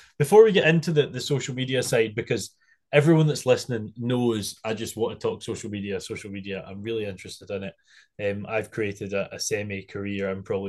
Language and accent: English; Arran, Scotland, United Kingdom; moved away; I'm from Arran, so... When I was back for summer last year, I had a bit of a shot and I absolutely loved it.